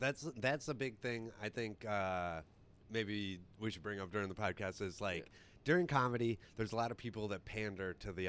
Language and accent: English; Rhinelander, Wisconsin, United States; Because he knew I'm from Rhinelander.